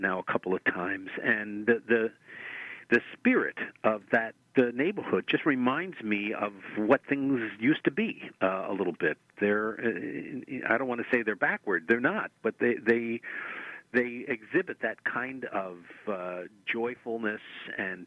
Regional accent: New York City, New York, United States; moved away as an adult; now in Pittsburgh, United States; I was born and raised in Brooklyn

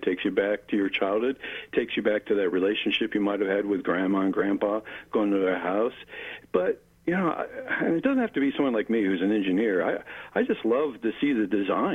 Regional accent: Mount Lebanon, Pennsylvania, United States; also born or lived in Lansing, Michigan; now in Pittsburgh, United States; I grew up in Mount Lebanon

